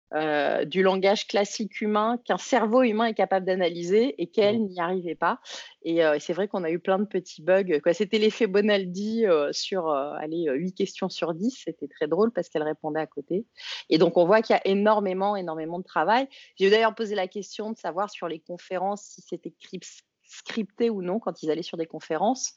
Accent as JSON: {"language": "French", "country": "France", "accent": "French", "said": "ça doit être mon accent français"}